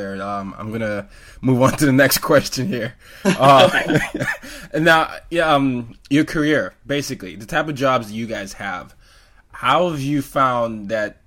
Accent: Nigeria; now in New York City, United States; I'm Nigerian. We grew up saying football. Then I went to an American school, and went to soccer, and then I'm in New York City now

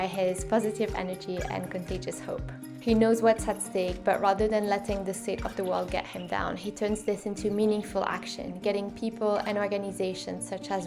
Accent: French part of Switzerland, Romandy, Switzerland; now in London, United Kingdom; I grew up in the French part of Switzerland, and I now live in London

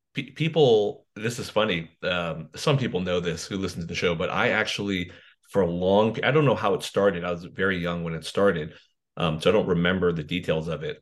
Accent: Morgan Hill, California, United States; growing up in Morgan Hill

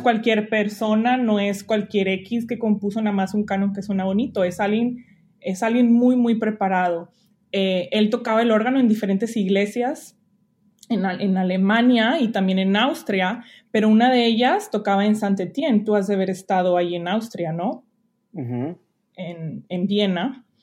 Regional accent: Monterrey, Nuevo León, Mexico; moved away as an adult; also born or lived in Allende, Nuevo León / Lyon, France / Geneva, Switzerland; now in Walla Walla, United States; soy de Monterrey, eh, pero pues tengo un link muy fuerte con Allende, Montemorelos, eh, que es donde empecé a estudiar música

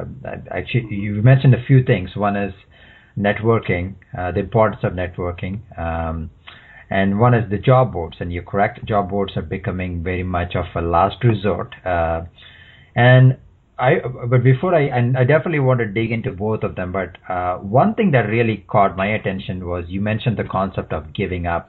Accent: India; moved away; I'm originally from India

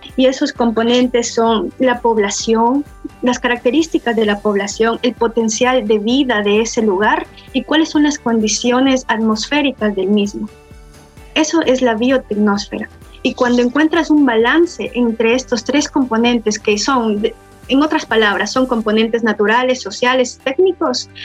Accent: Quito, Pichincha, Ecuador; moved away as an adult; now in Russia; yo soy ecuatoriana, de, vivo en la ciudad de Quito, en Tumbaco, que es un valle

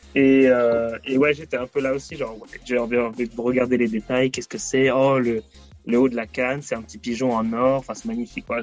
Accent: Paris, Île-de-France, France; moved away; pour avoir vécu à Paris, puisque je viens de Paris à la base

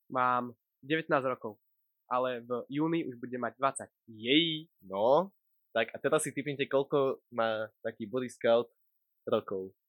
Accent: Pruské, Trenčín Region, Slovakia; Pochádzam z Pruského

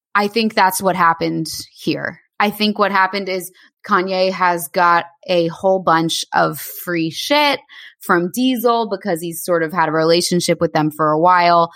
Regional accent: Bay Head, New Jersey, United States; also born or lived in New York; I was Bayhead

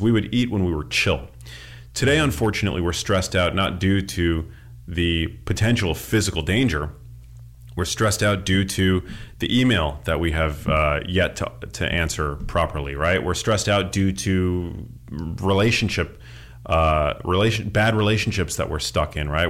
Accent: New York City, New York, United States; moved away as an adult; also born or lived in Miami; now in Los Angeles, United States; I grew up in New York City. I went to school in Miami. I live in L

